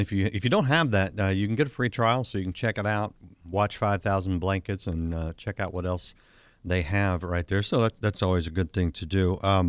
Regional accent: Fort Worth, Texas, United States; my hometown of Fort Worth, Texas

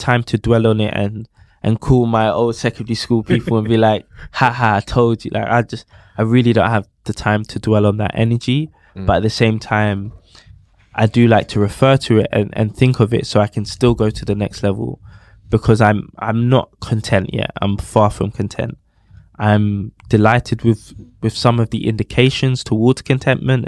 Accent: London, United Kingdom; I grew up on Elmington Estate, Southampton Way, so literally merged between Campbell and Peckham

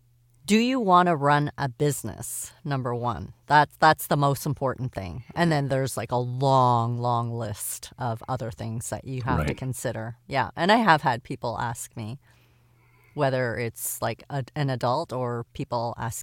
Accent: Canada; As a Canadian, yeah, sometimes I'm thinking things, but I'm too polite to say them.

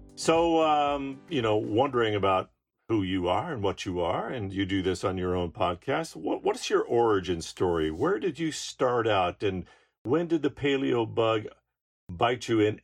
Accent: Alaska, United States; I'm from Alaska

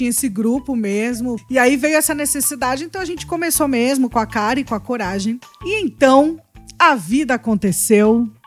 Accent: United States; Então, eu sou americana, mas não tô vivendo esse sonho, né, gente?

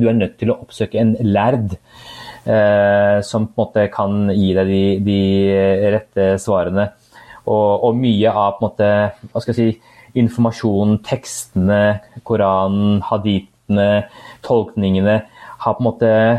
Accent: Norway; jeg er jo født og oppvokst her i Norge

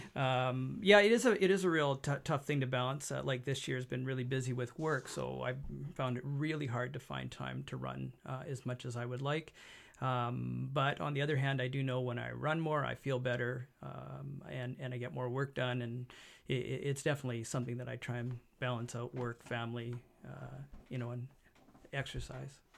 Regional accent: Abbotsford, British Columbia, Canada; born here, l, lived here, never moved out of the area.

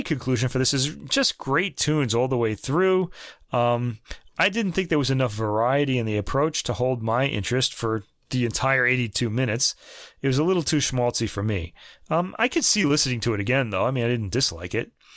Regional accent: United States; being American myself

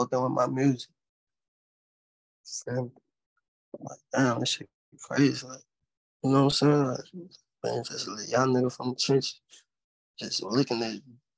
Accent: Natchez, Mississippi, United States; now in Houston, United States; I'm from Natchez, bro. From Natchez, Mississippi

